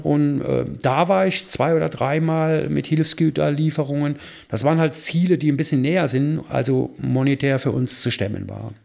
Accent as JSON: {"language": "German", "region": "Rhineland", "country": "Germany", "moved": "yes", "lives_now": "Fürth, Germany", "said": "als Rheinländer"}